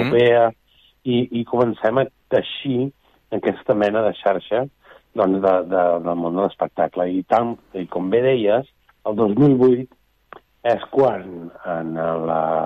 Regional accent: Barcelona, Catalonia, Spain; som de Barcelona

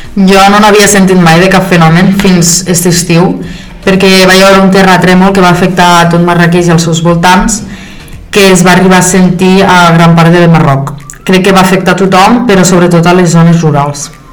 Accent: Catalonia, Spain; Jo he nascut aquí a Espanya

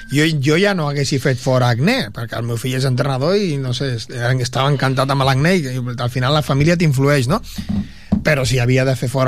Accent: England, United Kingdom; born there; ja ho he dit mil vegades que sóc anglès de, de, de naixement i de família d'allí

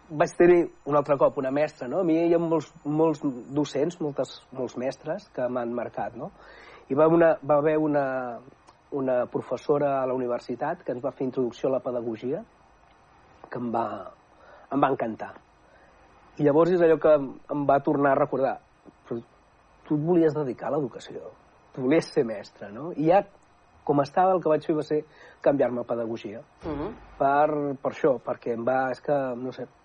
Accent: Manresa, Catalonia, Spain; Jo sóc d'Escudines soc d'Escudines, i és un barri, doncs, eh, clar, jo vaig estudiar allà mateix, no?, a, a l'Escola Omsi de Prat, mm -hmm. vivia ben bé al costat, i, bueno, eh, era un barri que llavors no, no, no hi havia tantes cases

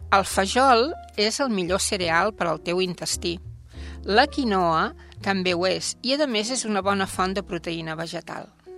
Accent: Sant Quirze del Vallès, Catalonia, Spain; quan jo era petita, aquí a Sant Quirze

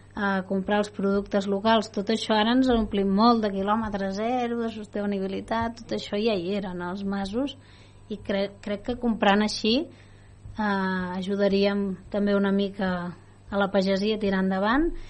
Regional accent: Vallès, Catalonia, Spain; Jo també sóc del Vallès com, com vosaltres

